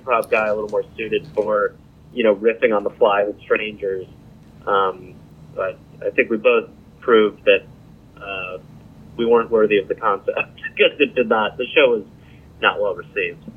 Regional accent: Milwaukee, Wisconsin, United States; moved away; I'm from Wisconsin originally

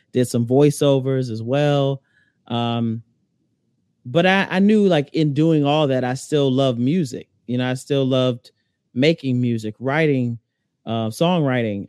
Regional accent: Alexandria, Virginia, United States; I'm originally from Alexandria, Virginia, you know, which is ten minutes from D C.

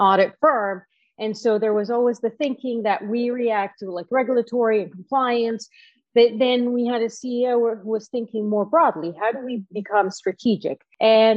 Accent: Cairo, Cairo Governorate, Egypt; I was actually born and raised in Cairo, Egypt

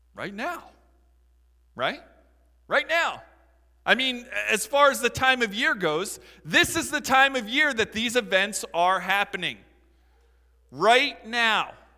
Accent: Philadelphia, Pennsylvania, United States; I'm from Philadelphia

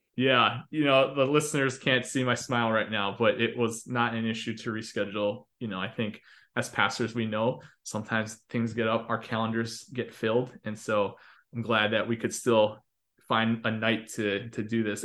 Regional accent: Chicago, Illinois, United States; moved away; I grew up attending CCUC in Chicago

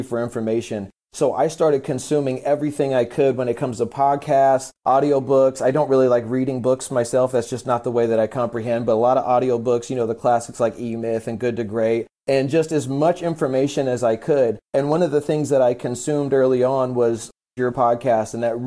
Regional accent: San Diego, California, United States; I'm from San Diego, California, 37 years old

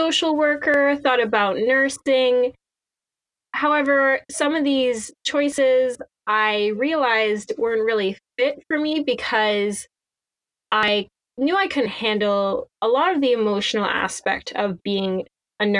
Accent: Cornwall, Ontario, Canada; I grew up in Cornwall, Ontario

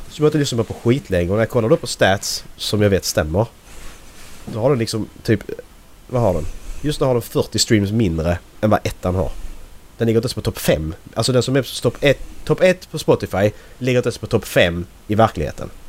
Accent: Sweden; Jag är så svensk man kan bli.

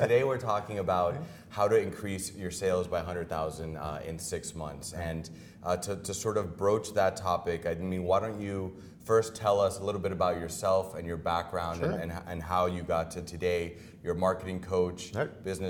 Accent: Dominican Republic; Yeah, my hometown.

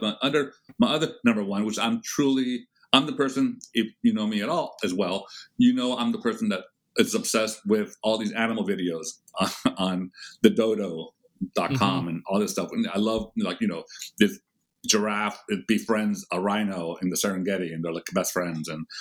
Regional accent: Boston, Massachusetts, United States; I was born in Boston

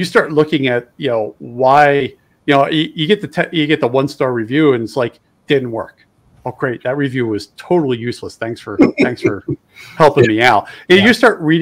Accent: East Coast, United States; moved away; also born or lived in West (US); I'm originally from the East Coast

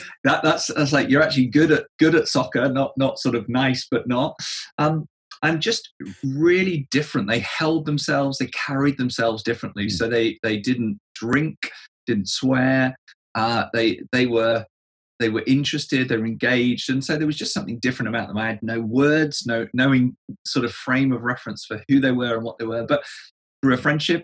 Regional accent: England, United Kingdom; Being an Englishman

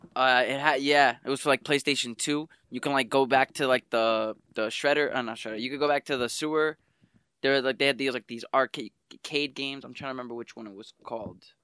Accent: New York City, New York, United States; I grew up in Spanish Harlem

